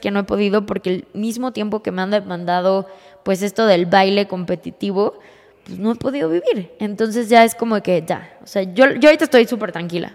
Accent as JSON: {"language": "Spanish", "region": "Mexico City", "country": "Mexico", "moved": "yes", "lives_now": "Querétaro, Mexico", "said": "yo soy de la Ciudad de México."}